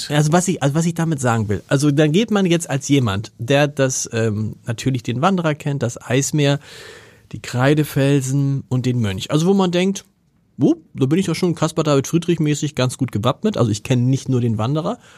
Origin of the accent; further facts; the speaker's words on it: Hamburg, Germany; also als Hamburger habe ich schon mal gesehen